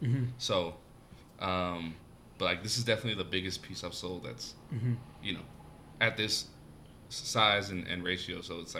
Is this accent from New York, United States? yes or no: no; Lompoc, California, United States; moved away as an adult; also born or lived in Los Angeles, California; now in Denver, United States; I was born in LA and then lived in the Central Coast. A lot of people don't know Lompoc, 805. Mm-hmm. I represent all day for Lompoc.